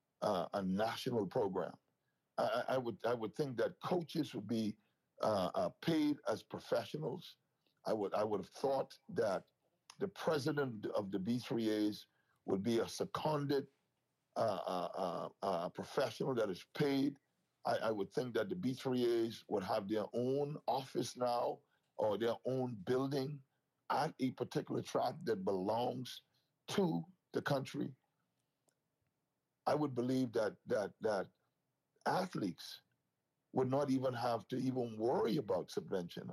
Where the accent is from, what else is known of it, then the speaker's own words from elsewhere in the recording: Bahamas; our country's first Olympic medal in an independent Bahamas